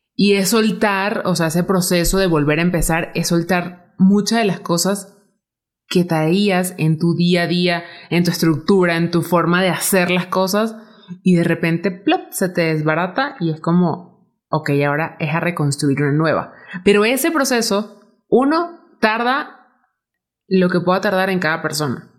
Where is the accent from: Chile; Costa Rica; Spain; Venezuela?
Venezuela; moved away as an adult; now in Mexico; yo soy de Venezuela